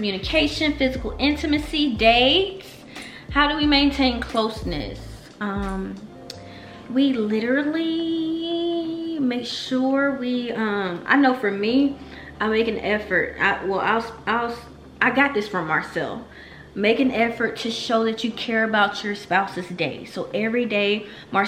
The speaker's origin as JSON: {"language": "English", "region": "Alabama", "country": "United States", "said": "Cause I'm from Alabama. My high school was half and half."}